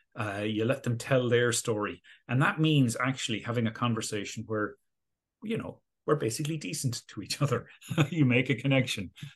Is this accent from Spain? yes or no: no; Galway, Connacht, Ireland; moved away as an adult; also born or lived in Oxford; now in Dublin, Ireland; I grew up in Galway, uh, on the west coast of Ireland